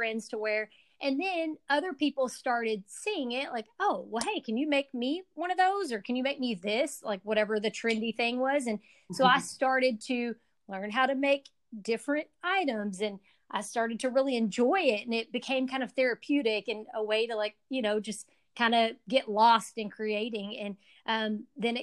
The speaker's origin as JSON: {"language": "English", "town": "Owensboro", "region": "Kentucky", "country": "United States", "tie": "born or raised there", "said": "I'm from Owensboro, Kentucky, originally, and grew up a little bit outside of town in a little rural community called Utica"}